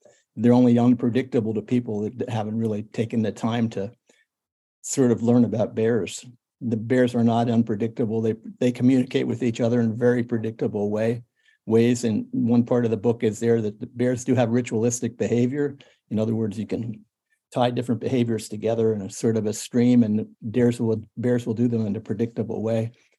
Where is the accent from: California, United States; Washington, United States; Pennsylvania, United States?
Pennsylvania, United States; Well, I've always been I grew up on a farm. I've always been interested in animals.